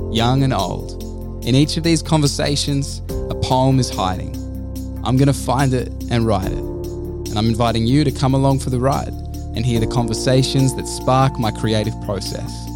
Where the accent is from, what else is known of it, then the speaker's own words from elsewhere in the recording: Canberra, Australian Capital Territory, Australia; moved away as an adult; now in Central Coast, Australia; growing up in Canberra